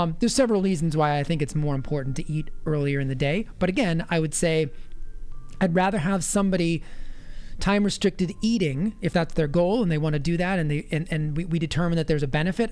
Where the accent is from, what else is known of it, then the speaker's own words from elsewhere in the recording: Massachusetts, United States; My home state